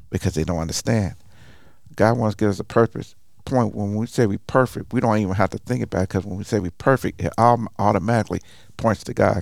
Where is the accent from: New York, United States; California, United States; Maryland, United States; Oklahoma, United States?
Oklahoma, United States; Tulsa; I'm originally from Tulsa, Oklahoma